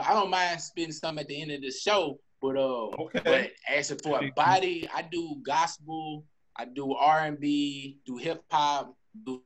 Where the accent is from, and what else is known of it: Nashville, Tennessee, United States; born or raised there; now in Texas, United States